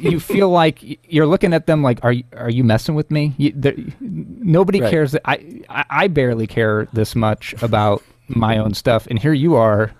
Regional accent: Illinois, United States; We were born and raised in Central Illinois, as I was.

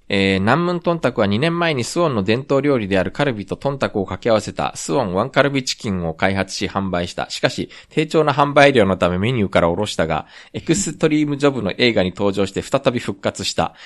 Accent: Japan; also born or lived in South Korea; 日本生まれ、えー、韓国在住経験あり

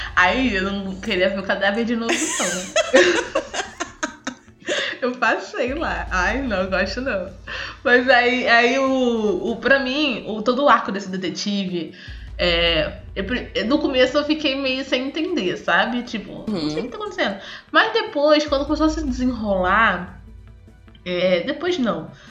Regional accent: Brazil; eu sou brasileira pelo português

